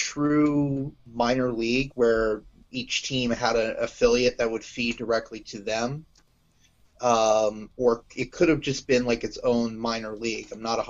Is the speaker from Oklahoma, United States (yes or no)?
yes; Tulsa, Oklahoma, United States; my hometown Talons.